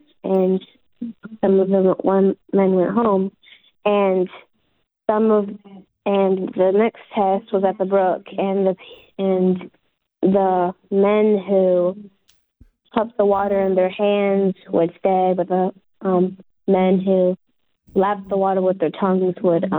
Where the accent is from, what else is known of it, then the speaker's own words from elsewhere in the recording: Tupelo, Mississippi, United States; I'm from Tupelo, sir.